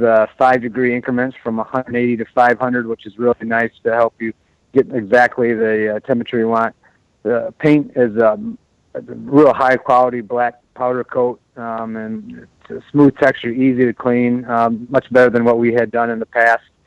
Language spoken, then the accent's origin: English; United States; we as American